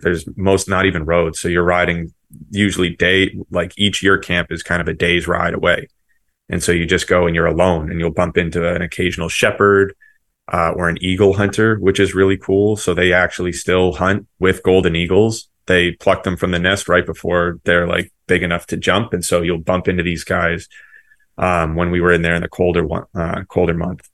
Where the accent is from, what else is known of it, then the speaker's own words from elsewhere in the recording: Seacoast, New Hampshire, United States; I'm from New England, particularly uh, Seacoast, New Hampshire